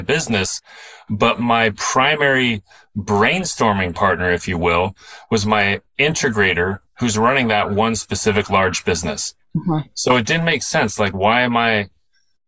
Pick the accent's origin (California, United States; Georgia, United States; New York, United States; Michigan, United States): California, United States; Southern; I'm a very Southern Californian guy, born and raised in Southern California